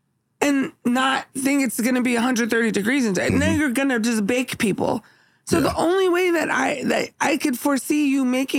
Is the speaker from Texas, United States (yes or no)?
no; Philadelphia, Pennsylvania, United States; also born or lived in Kansas City; now in Oakland, United States; I realized, okay, so we're not originally from Oakland. You know what I'm saying? We are from Philly.